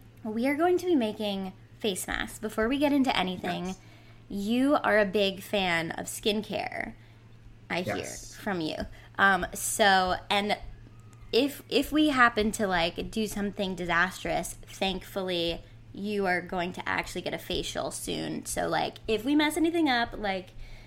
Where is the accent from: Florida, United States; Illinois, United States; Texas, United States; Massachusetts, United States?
Massachusetts, United States; I'm from Massachusetts